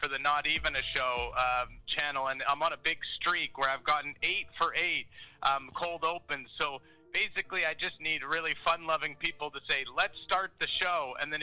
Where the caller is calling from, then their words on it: Genesee, Idaho, United States; I'm calling from Genesee, Idaho